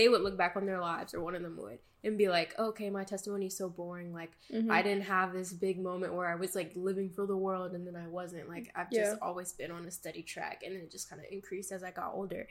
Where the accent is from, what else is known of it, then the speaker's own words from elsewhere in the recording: the South, United States; I'm from the south